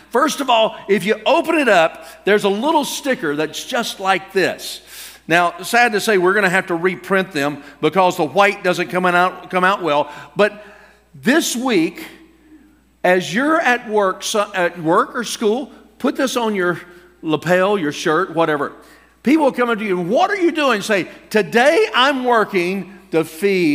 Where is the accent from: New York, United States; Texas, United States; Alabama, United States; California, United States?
Alabama, United States; I'm from Alabama